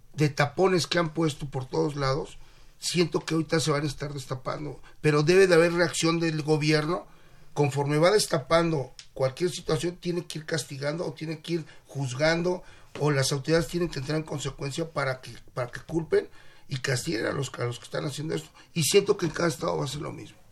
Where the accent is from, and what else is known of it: Mexico